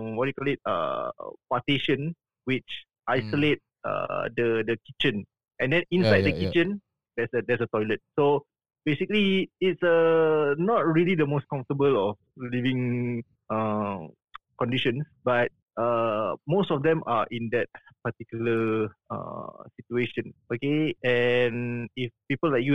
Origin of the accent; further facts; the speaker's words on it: Singapore; I'm from Singapore